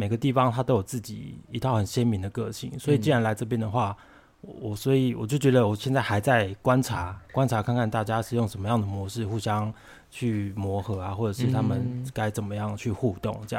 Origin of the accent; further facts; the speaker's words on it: Taipei, Taiwan; 我不是，我从台北来的